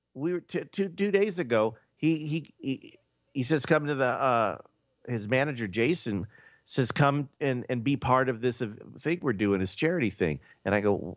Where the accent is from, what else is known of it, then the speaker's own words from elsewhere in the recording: Los Angeles, California, United States; now in Nevada, United States; the neighborhood that I grew up